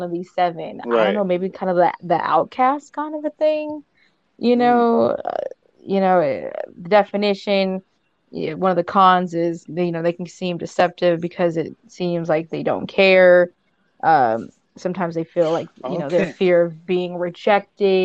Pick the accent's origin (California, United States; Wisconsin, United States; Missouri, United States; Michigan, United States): California, United States; Southern; I am from Southern California.